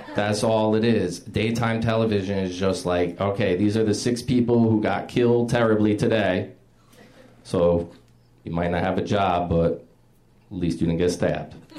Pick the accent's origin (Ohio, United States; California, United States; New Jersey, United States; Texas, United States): New Jersey, United States; West New York; I grew up in West New York, New Jersey